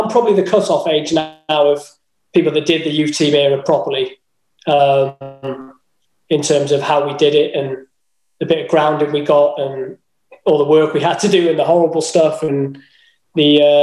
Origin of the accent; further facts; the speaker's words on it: Wales, United Kingdom; also born or lived in Swansea; But I grew up in Riffin